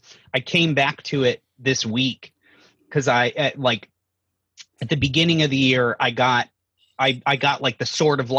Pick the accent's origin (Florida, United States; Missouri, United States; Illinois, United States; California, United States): California, United States; Long Beach; moved away as an adult; also born or lived in Seattle, Washington; I'm from Long Beach, California. I moved back here from Seattle, where I lived for 10 years, about 3 years ago.